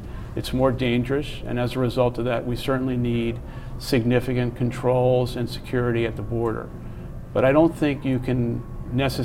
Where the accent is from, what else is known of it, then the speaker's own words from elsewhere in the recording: United States; I'm an American